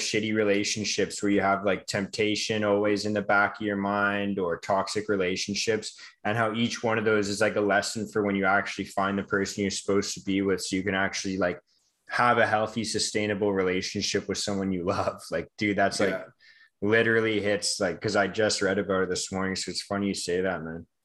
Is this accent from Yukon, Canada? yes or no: no; Vancouver, British Columbia, Canada; I'm just from Vancouver, like in Canada. We had the Olympics back in 2010.